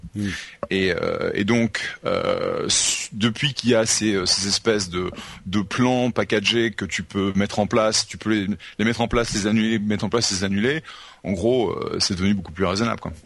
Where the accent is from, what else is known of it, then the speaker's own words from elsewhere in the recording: United States; now in France; je suis américain